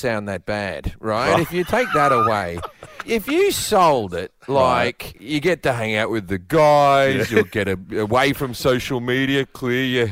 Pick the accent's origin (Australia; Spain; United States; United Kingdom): Australia; moved away as an adult; as an Australian, I talk differently than the people who are around me.